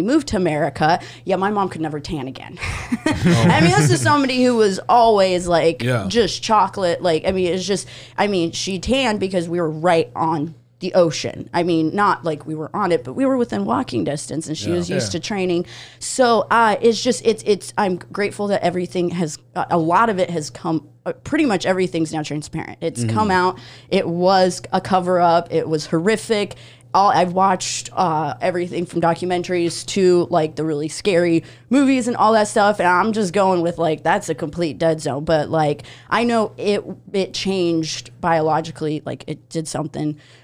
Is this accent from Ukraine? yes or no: yes; Odesa, Odesa Oblast, Ukraine; now in United States; I'm originally from Odessa, Ukraine